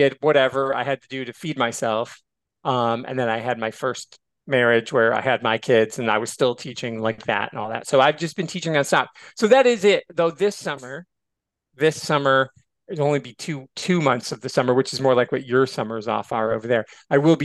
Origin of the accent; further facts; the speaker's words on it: Michigan, United States; where I grew up in Michigan, it was a little small town